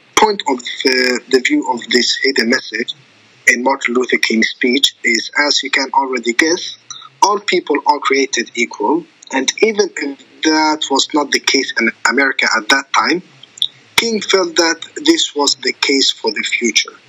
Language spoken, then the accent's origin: English; Iraq; now in Sweden; I consider myself as a Swedish, but I'm also from Iraq